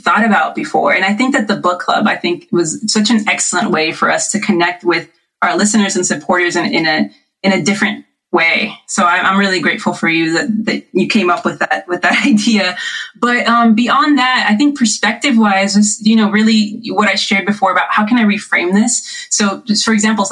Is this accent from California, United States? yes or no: yes; Riverside, California, United States; we're actually all staying together in our house that I grew up in Riverside in the IE